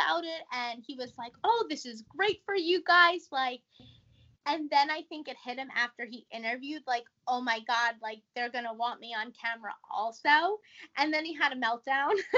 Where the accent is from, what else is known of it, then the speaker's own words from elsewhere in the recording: New York, United States; we're all from New York. So they're very loud and like they have very like vivid accents